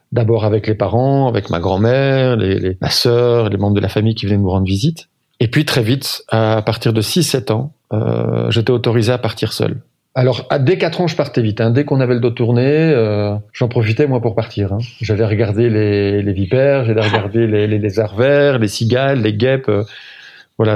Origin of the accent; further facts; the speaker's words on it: Braine-l'Alleud, Wallonia, Belgium; also born or lived in Nivelles / Brussels / Rixensart; Alors, je suis né à Nivelles. Euh, je suis ce qu'on appelle un acclos, mais j'ai grandi à Braine-l'Alleud. J'ai vécu toute ma mon enfance, euh, et mon adolescence jusqu'à mes dix-sept ans à Braine-l'Alleud